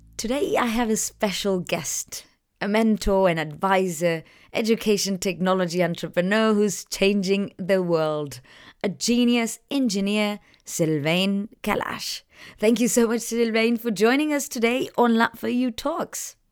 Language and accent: English; Chile; I'm from Chile